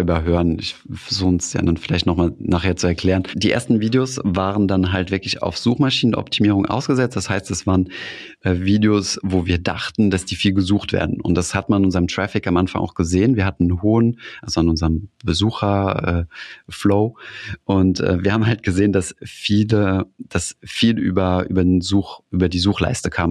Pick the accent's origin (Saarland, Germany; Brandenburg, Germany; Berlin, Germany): Saarland, Germany; ich komme aus dem Saarland